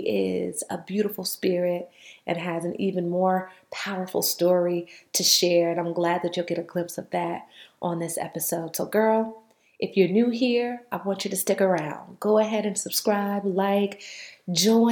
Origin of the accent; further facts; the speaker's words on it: Durham, North Carolina, United States; also born or lived in New York; I grew up in Durham, originally from New York, but I was raised in Durham